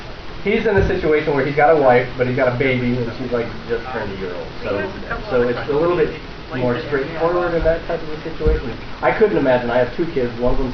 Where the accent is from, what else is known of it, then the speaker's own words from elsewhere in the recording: Chicago, Illinois, United States; moved away; I'm from Chicago.